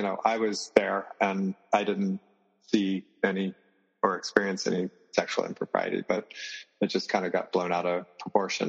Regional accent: the South, United States; now in Merida, Mexico; I grew up in the South.

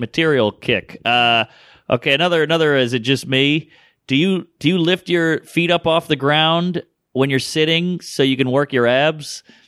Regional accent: New Orleans, Louisiana, United States; moved away as an adult; now in New York, United States; I grew up in New Orleans

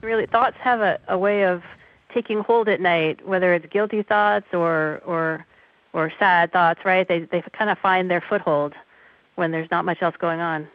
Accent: New York City, New York, United States; I grew up in New York City

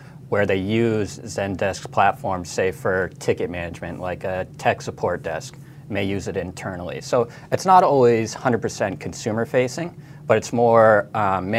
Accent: Denver, Colorado, United States; My hometown football team, the Denver Broncos

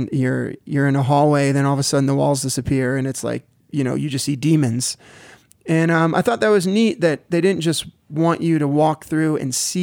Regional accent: South Florida, United States; I grew up in South Florida

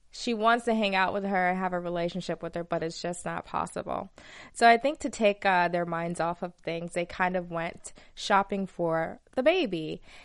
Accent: Alabama, United States; accent: southern; moved away; I'm from Alabama

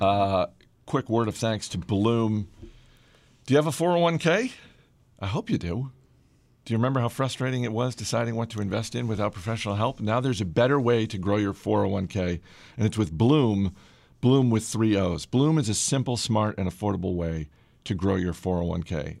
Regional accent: Boston, Massachusetts, United States; moved away; I was just up in the, uh, the motherland.

